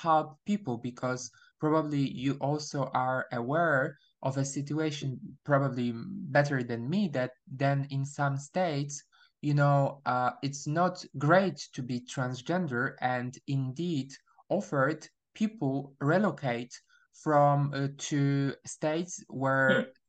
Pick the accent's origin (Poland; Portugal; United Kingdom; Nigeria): Poland; English is a second language; also born or lived in Warsaw, Poland; I'm from Poland, or I prefer to say I was born in Poland, but my nationality is Polish.